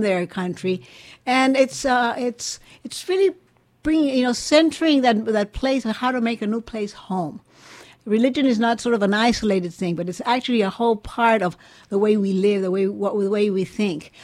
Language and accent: English; Mexico; now in Washington, D.C., United States; I'm from Mexico